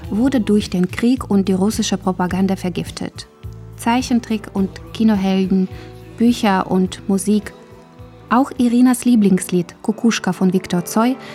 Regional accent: Belarus; In meiner Heimat Belarus regiert Alexander Lukaschenka seit 1994 mit harter Hand.

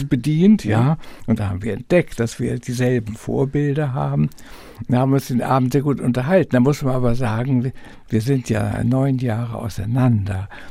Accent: Lübeck, Schleswig-Holstein, Germany; born or raised there

